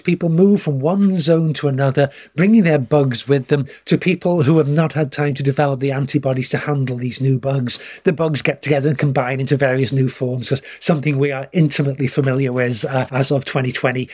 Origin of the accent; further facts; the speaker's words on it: United Kingdom; moved away as an adult; I grew up in Britain, went to school there